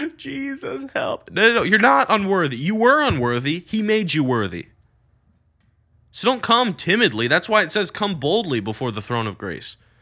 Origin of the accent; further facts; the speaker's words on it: United States; I'm American, which I am